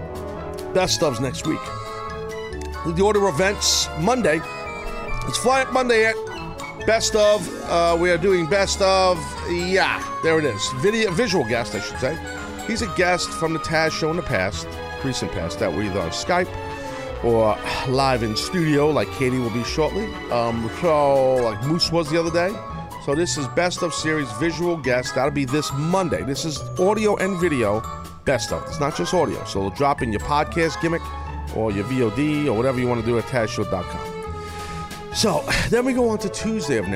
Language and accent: English; New York City, New York, United States; I'm a New Yorker